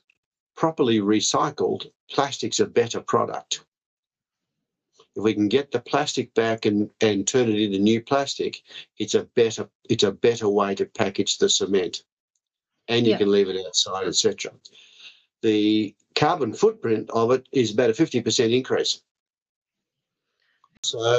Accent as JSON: {"language": "English", "region": "Victoria", "country": "Australia", "tie": "born or raised there", "said": "Victoria, my home state"}